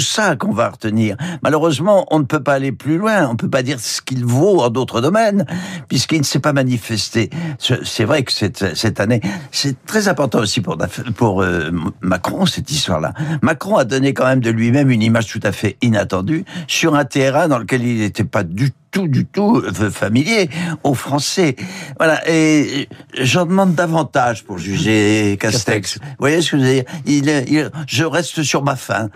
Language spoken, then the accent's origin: French; the Nord, Hauts-de-France, France; je suis du Nord